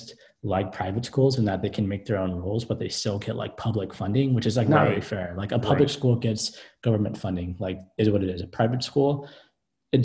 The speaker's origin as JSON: {"language": "English", "area": "the Bay Area", "region": "California", "country": "United States", "said": "we're all from the Bay"}